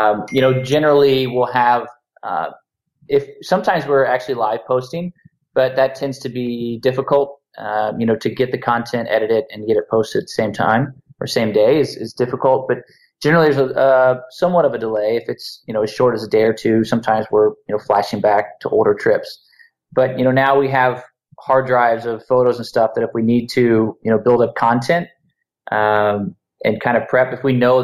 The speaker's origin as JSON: {"language": "English", "country": "United States", "said": "being an American"}